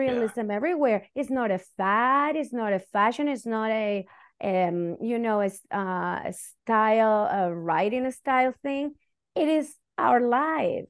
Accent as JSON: {"language": "English", "country": "Chile", "first_language": "Spanish", "second_language": "English", "moved": "as an adult", "lives_now": "United States", "said": "I'm Chilean, and, and that's part of my identity because I went through dictatorship because I'm Chilean"}